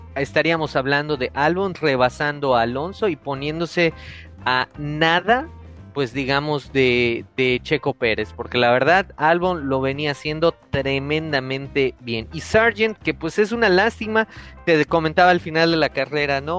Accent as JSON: {"language": "Spanish", "country": "Mexico", "said": "somos, somos mexicanos, somos latinos"}